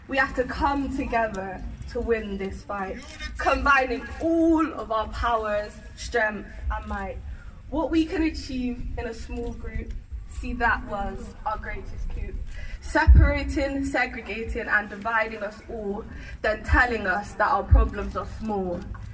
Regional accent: Bristol, South West England, United Kingdom; We're from St. Paul's.

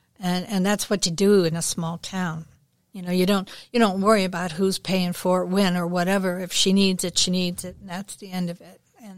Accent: O'Fallon, United States; I grew up in the Methodist community here in O'Fallon, where the consumption of alcohol was a tad more taboo.

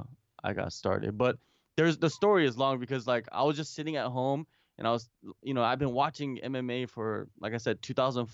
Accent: Tacoma, Washington, United States; first language English; moved away as an adult; now in South Korea; I grew up mostly around Seattle, Tacoma area

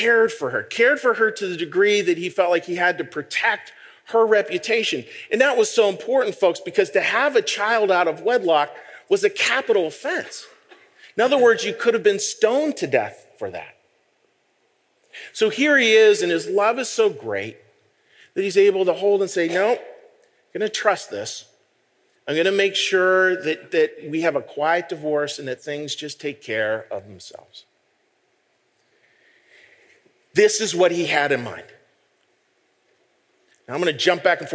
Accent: Western Pennsylvania, United States; moved away; I grew up out in Western Pennsylvania, and this is a church that was actually built on our original family farm

